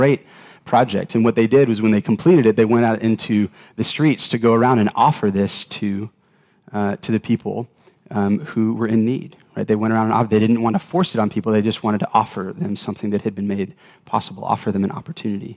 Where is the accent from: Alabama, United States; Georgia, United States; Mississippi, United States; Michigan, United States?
Georgia, United States; Atlanta; I grew up in Atlanta, Georgia